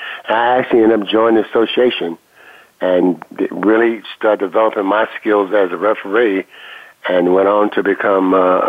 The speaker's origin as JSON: {"language": "English", "region": "West Virginia", "country": "United States", "tie": "born or raised there", "moved": "yes", "said": "I'm originally from West Virginia. We played a lot of baseball in the coal mining areas and as a young kid."}